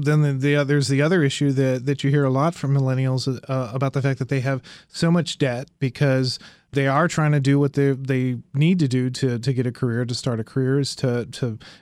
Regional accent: Indiana, United States; You know, I grew up in Indiana, which, you know, was a, you know, is a Rust Belt state now.

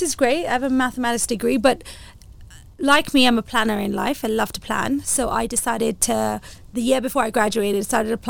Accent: Kenya; Being a Kenyan and Indian as well

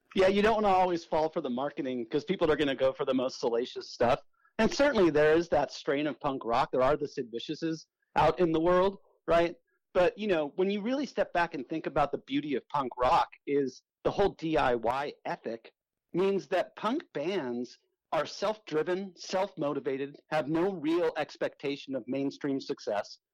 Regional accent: South Bay, Southern California, United States; I grew up in Southern California uh, in an area called the South Bay, which is you know Redondo Beach, Manhattan Beach, Hermosa Beach

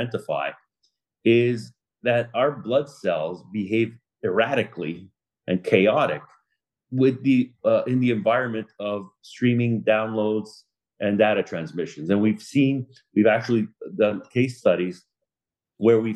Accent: Laval, Quebec, Canada; moved away as an adult; now in Boca Raton, United States; I'm from Laval, Quebec, born and raised, moved out to Boca Raton, Florida, 9 years ago

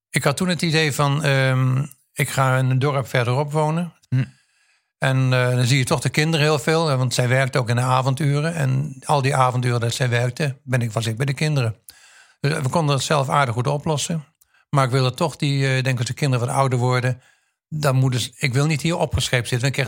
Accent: Indonesia; also born or lived in Queensland, Australia; Kom ik uit Indonesië of Indië vandaan.

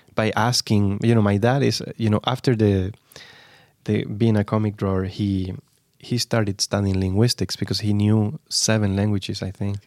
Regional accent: Granada, Andalusia, Spain; moved away as an adult; also born or lived in Barcelona; I am from Granada in the south

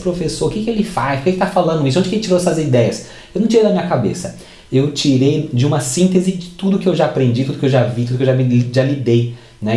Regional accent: Barra Mansa, Rio de Janeiro, Brazil; moved away as an adult; now in Campinas, Brazil; eu sou de Barra Mansa, Rio de Janeiro.

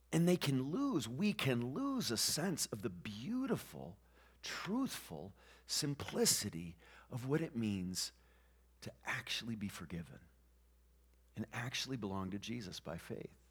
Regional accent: New England, United States; moved away; we grew up in New England where there are very few Christians

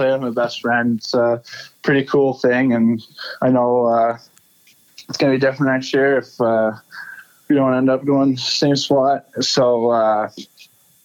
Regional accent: Elmira, Ontario, Canada; I grew up just outside of Elmira

